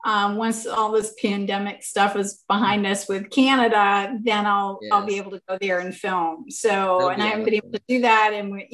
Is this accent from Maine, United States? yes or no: yes; Maine, United States; now in Montrose, Pennsylvania, United States; I grew up 45 minutes from Stephen King. I'm from Maine.